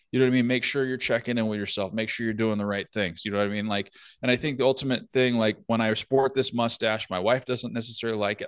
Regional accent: California, United States; now in northern United States; I grew up in California, obviously played hockey there, never had an issue

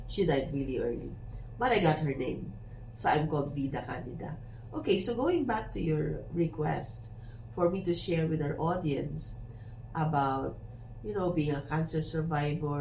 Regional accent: Philippines; I am very popular in my hometown as the Sampaguita girl.

